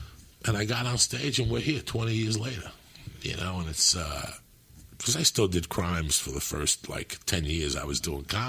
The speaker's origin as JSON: {"language": "English", "country": "Cuba", "second_language": "English", "moved": "yes", "lives_now": "United States", "said": "because you taught me how to speak English. When I came from Cuba, I would watch Dick Van Dyke."}